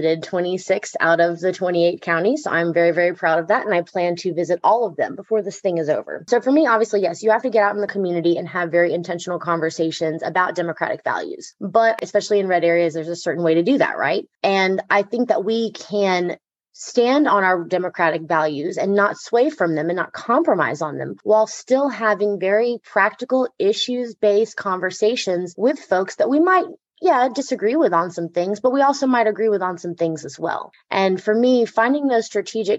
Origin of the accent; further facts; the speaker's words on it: Gainesville, Georgia, United States; I grew up here in Gainesville, so I'm very proud to represent the area